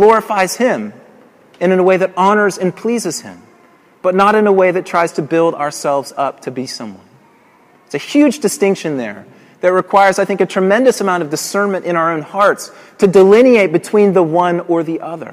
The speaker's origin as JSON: {"language": "English", "town": "Colorado Springs", "region": "Colorado", "country": "United States", "tie": "born or raised there", "moved": "yes", "said": "in Colorado Springs, which is my hometown"}